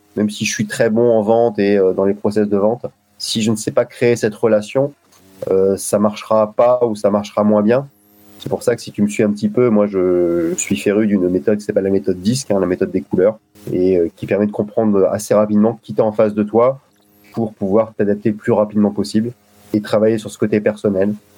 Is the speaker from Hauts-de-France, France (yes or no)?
yes; Lille, Hauts-de-France, France; now in Saint-Maur, France; j'habite Saint-Maur et je suis originaire de Lille